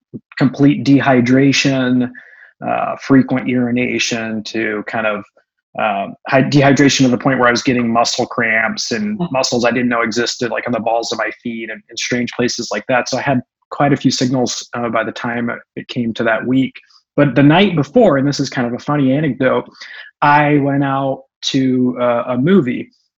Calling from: San Diego, California, United States; I'm in Southern California, in the North County, San Diego area.

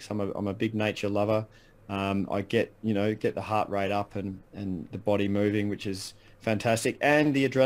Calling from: Bellbrae, Victoria, Australia; I live in a little town called Bellbrae, which is um, right next to Bell's Beach.

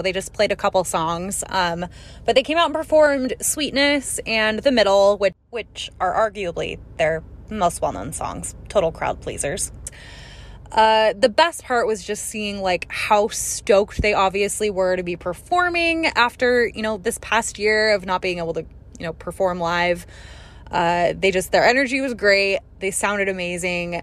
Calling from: Phoenix, Arizona, United States; I'm calling from Phoenix

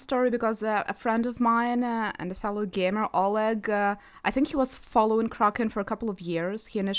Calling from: Kyiv, Ukraine; I'm joining from Kyiv, Ukraine.

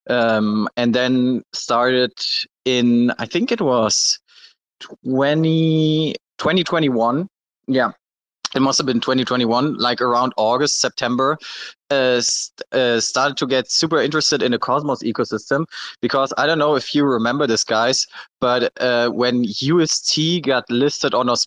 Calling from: Malaysia; So I'm personally in uh, Malaysia right now.

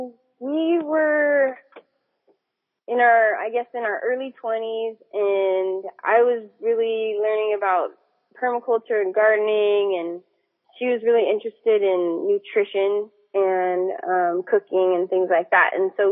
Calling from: Reno, Nevada, United States; So I'm calling from Reno, Nevada.

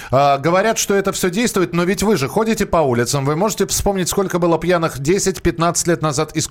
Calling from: Sverdlovsk Oblast, Russia; Свердловская область.

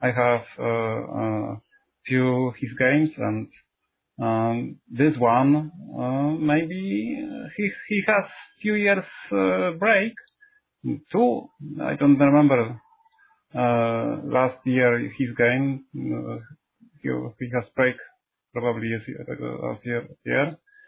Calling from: Poland; English is a second language; Hello, I am calling from Poland.

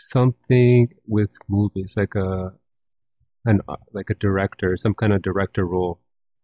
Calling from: Toronto, Ontario, Canada; I'm calling from the now sunny city of Toronto.

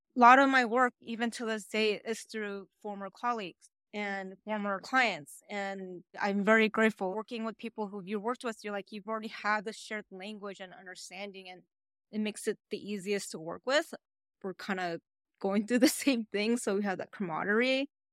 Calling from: Honolulu, Hawaii, United States; also born or lived in New York; I'm calling from Honolulu, Hawaii

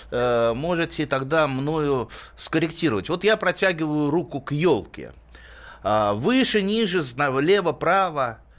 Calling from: Vladimir, Vladimir Oblast, Russia; Из Владимира.

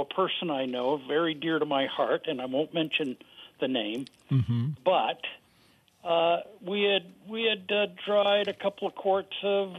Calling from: Barrie, Ontario, Canada; I'm calling from Barrie.

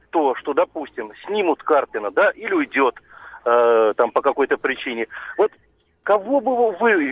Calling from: Tver, Tver Oblast, Russia; я из Твери.

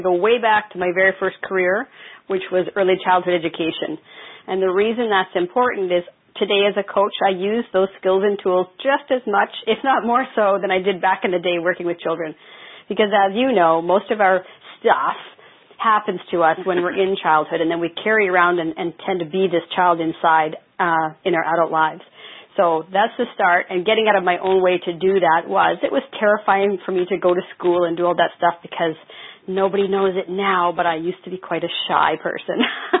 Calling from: Nanaimo, British Columbia, Canada; Nanaimo, British Columbia. It's like the Nanaimo Bar.

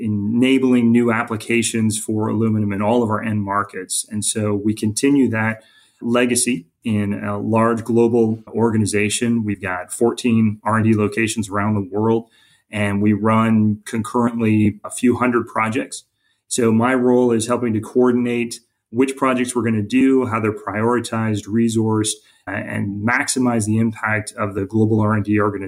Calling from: Kennesaw, Georgia, United States; we have our hub of our global R&D network in a suburb, Kennesaw, and that's where I'm calling in from.

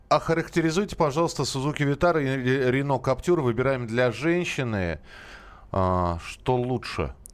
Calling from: Saratov, Saratov Oblast, Russia; Добрый день, я звоню из Саратова.

